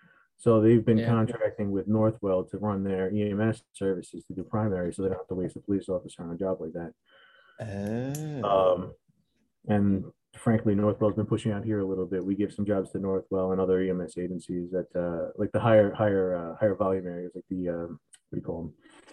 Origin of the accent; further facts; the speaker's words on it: Terryville, New York, United States; Terryville, my hometown where I was born and raised